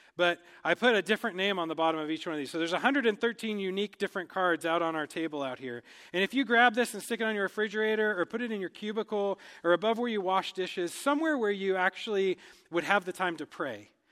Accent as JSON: {"language": "English", "country": "United States", "moved": "as an adult", "lives_now": "Cameroon", "said": "as, uh, Americans, as English speakers"}